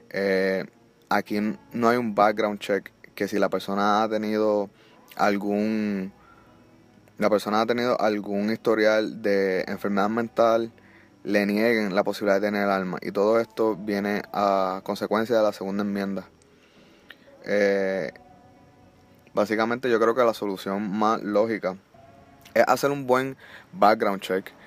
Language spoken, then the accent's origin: Spanish; Puerto Rico; now in Florida, United States; pues uno piensa, pues nos fuimos de Puerto Rico, tiene una mejor educación acá